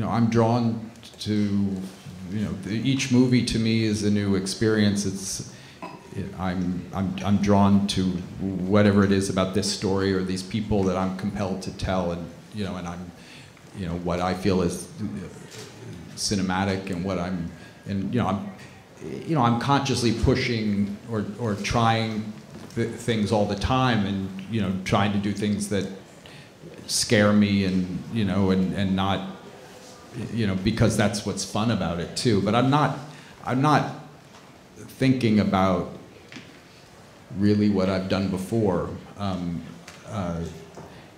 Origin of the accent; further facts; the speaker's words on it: Brooklyn, New York, United States; now in Manhattan, United States; I grew up in Brooklyn. I live in Manhattan now